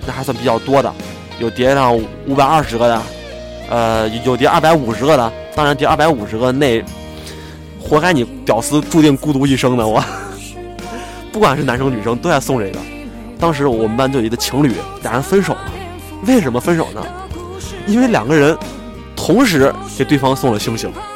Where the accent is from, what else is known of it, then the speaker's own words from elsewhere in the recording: Xi'an, Shaanxi, China; 我是在西安嘛，我西安人